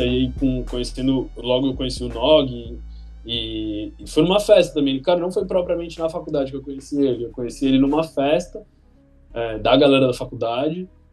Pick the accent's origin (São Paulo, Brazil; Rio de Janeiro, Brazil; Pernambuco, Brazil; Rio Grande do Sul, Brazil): São Paulo, Brazil; São Sebastião; moved away as an adult; now in São Paulo, Brazil; eu sou de São Sebastião, sou nascido em São Sebastião litoral de São Paulo